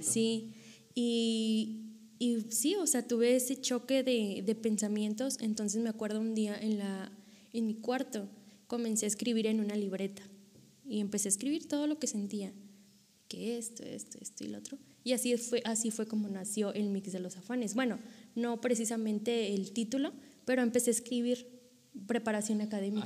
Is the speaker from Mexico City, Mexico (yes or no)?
no; Monterrey, Nuevo León, Mexico; moved away as an adult; now in Coahuila, Mexico; yo soy originaria de Monterrey, Nuevo León